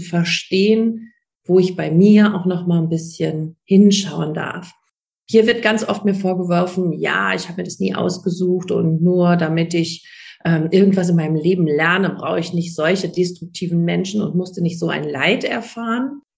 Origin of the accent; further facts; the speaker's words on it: Germany; bei uns in Deutschland